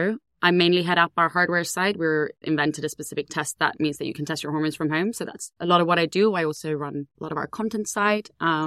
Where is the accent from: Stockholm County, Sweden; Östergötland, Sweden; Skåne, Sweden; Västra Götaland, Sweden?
Skåne, Sweden; Ängelholm; moved away; I grew up in a small town called Ängelholm in Sweden.